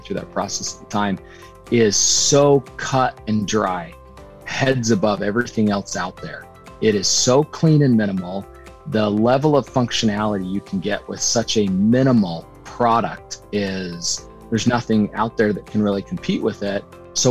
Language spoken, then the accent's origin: English; Utah, United States; moved away; also born or lived in New York City; we're both from Utah